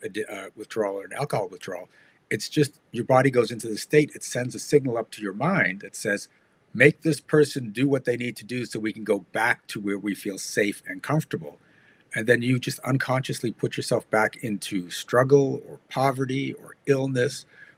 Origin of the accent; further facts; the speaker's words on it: Canada; I'm from Canada.